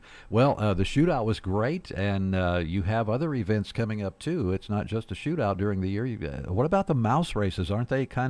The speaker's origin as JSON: {"language": "English", "town": "Farmington", "region": "Missouri", "country": "United States", "tie": "born or raised there", "said": "And I'm fortunate because I grew up here and I've seen the progression."}